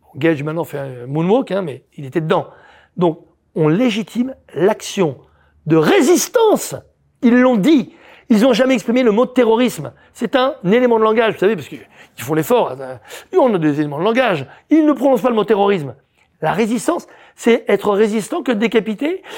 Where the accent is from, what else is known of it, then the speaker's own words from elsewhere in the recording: France; on est français tous les deux, tous les trois